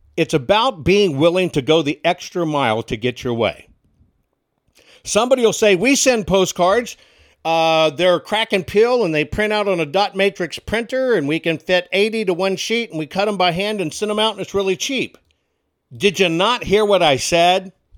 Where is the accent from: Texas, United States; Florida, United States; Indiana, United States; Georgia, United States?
Texas, United States; born or raised there; moved away; also born or lived in Washington, D.C.